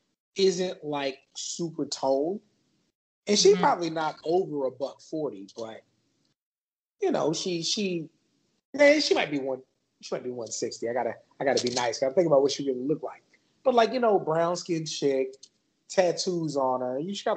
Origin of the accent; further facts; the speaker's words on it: San Antonio, Texas, United States; So I grew up in San Antonio, and San Antonio is like fairly populated with everybody